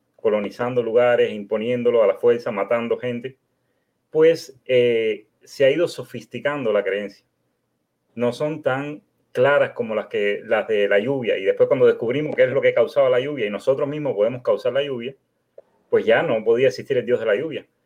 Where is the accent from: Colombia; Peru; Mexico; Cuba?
Cuba; now in United States; Vivo en los Estados Unidos, pero soy de origen cubano